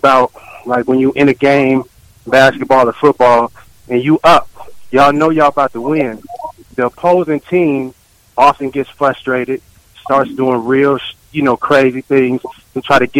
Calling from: Oakland, California, United States; I'm calling from Oakland, California.

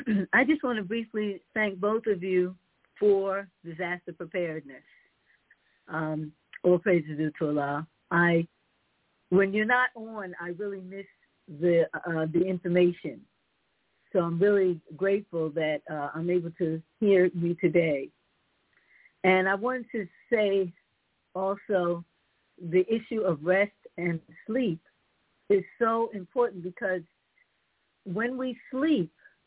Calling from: Raleigh, North Carolina, United States; Assalamu alaikum. … I'm calling from Raleigh, North Carolina.

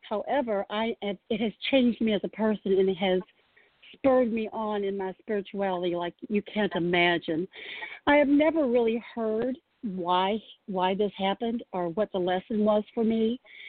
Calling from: Louisville, Kentucky, United States; I'm calling from Louisville.

